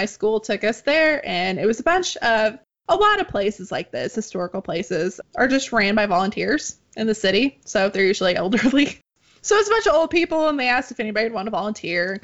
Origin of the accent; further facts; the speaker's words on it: Ozark Mountains, the Ozarks, United States; I grew up in the Ozark Mountains, so I am a real-life hillbilly, and I'm proud of it